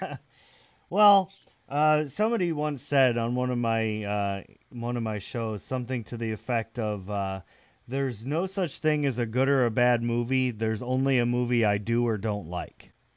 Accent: New York, United States; I'm from New York

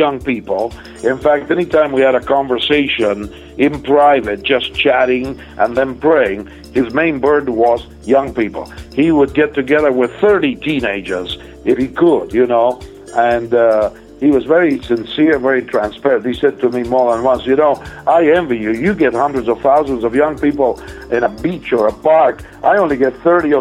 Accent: Argentina; now in United States; I was born in Argentina

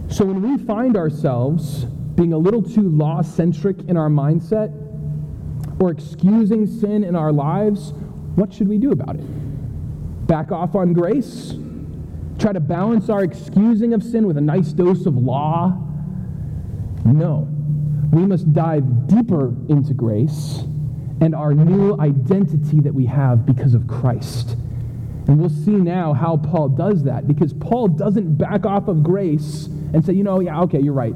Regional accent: New Hampshire, United States; moved away; I grew up in New Hampshire.

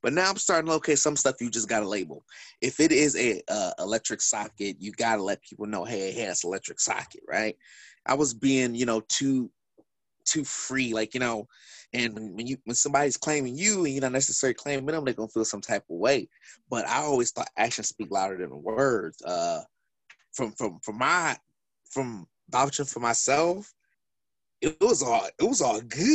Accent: Milwaukee, Wisconsin, United States; I'm from Milwaukee

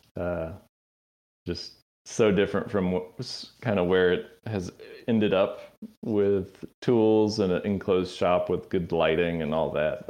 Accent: Tallahassee, Florida, United States; moved away; also born or lived in Athens, Georgia; I grew up in North Florida

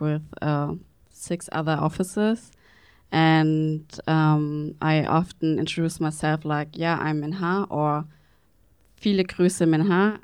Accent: Berlin, Germany; I'm from Berlin, and I'm not actually mentioning that my parents are from Vietnam.

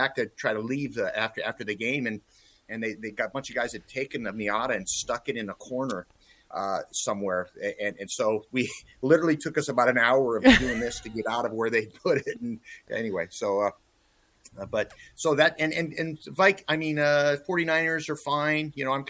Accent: Montana, United States; moved away; also born or lived in California; So well, my family's from Montana, and my mom and dad both. I was from Montana.

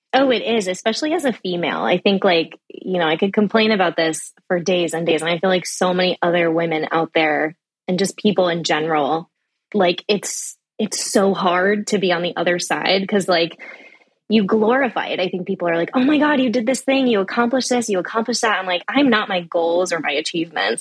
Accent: the Bay Area, California, United States; living in the Bay, growing up in the Bay

